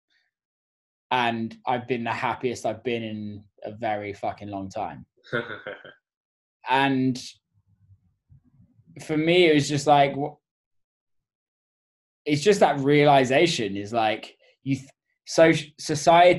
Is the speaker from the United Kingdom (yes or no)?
yes; England, United Kingdom; also born or lived in New York; now in Detroit, United States; I'm English